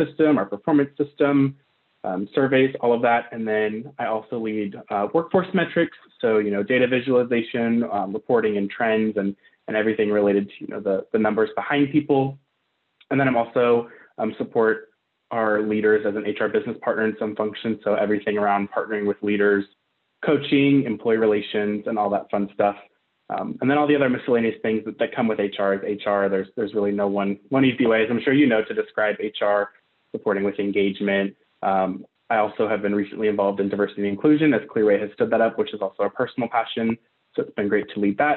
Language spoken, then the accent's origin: English; Richmond, Virginia, United States; moved away as an adult; also born or lived in Arizona; now in Phoenix, United States; I'm from Richmond, Virginia